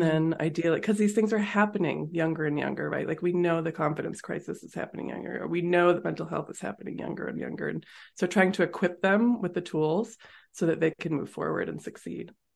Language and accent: English; Massachusetts, United States; moved away as an adult; also born or lived in California; now in Colorado, United States; I grew up in Massachusetts